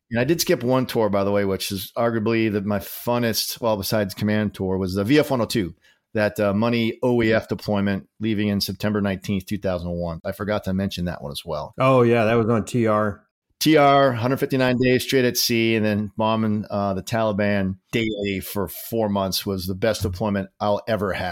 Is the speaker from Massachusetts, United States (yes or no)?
yes; Massachusetts, United States; He was from Swampscott, Massachusetts, so uh, he had a special relationship with me because I was from Mass. I got more abuse because I had the correct accent.